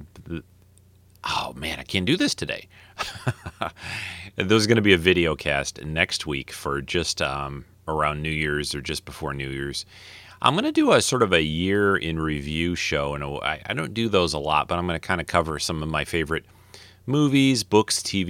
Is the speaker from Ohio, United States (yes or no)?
no; Detroit, Michigan, United States; I am from Detroit. I was born in Detroit